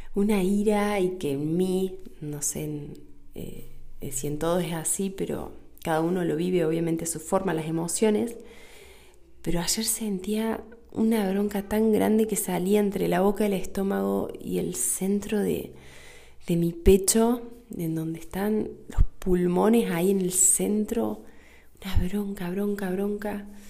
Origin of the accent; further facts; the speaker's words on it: Argentina; acá en Argentina, en mi país